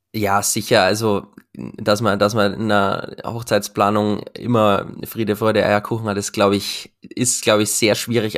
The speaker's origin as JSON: {"language": "German", "town": "Regensburg", "region": "Bavaria", "country": "Germany", "said": "Ich komme ja aus Regensburg"}